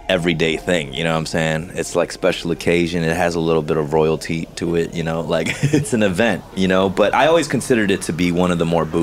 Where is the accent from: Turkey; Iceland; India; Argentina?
Argentina; now in Los Angeles, United States; she actually speaks because we're from Argentina